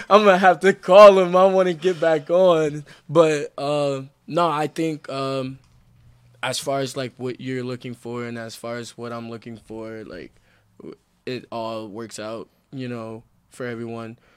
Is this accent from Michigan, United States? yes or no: yes; Flint, Michigan, United States; moved away as an adult; now in Salt Lake City, United States; I'm actually from Flint, Michigan